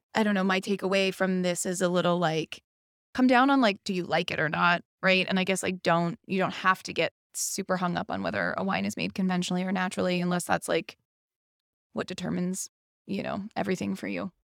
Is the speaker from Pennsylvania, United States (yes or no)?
yes; Pittsburgh, Pennsylvania, United States; I am from Pittsburgh